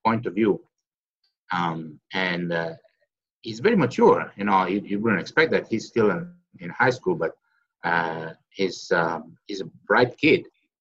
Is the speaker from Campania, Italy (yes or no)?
no; Catanzaro, Calabria, Italy; my hometown, Catanzaro